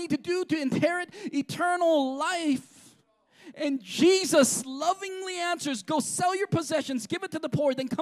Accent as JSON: {"language": "English", "country": "United States", "said": "I'm American"}